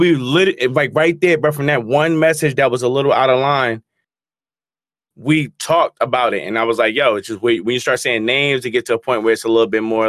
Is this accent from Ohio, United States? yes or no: no; New Jersey, United States; I'm from Jersey